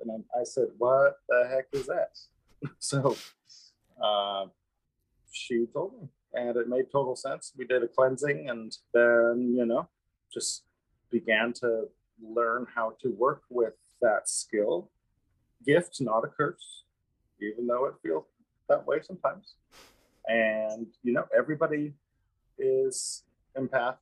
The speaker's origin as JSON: {"language": "English", "town": "Missoula", "region": "Montana", "country": "United States", "tie": "born or raised there", "moved": "as an adult", "lives_now": "Kauai, United States", "said": "born and raised in Missoula, Montana, lovely place."}